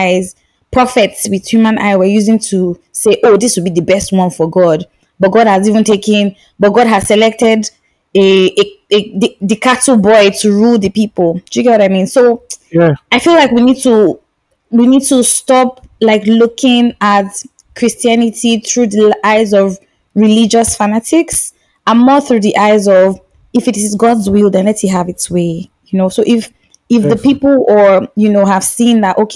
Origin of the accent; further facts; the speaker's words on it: eastern Nigeria, Nigeria; now in Lagos, Nigeria; I was in the East for a long time, and I'm from the East of Nigeria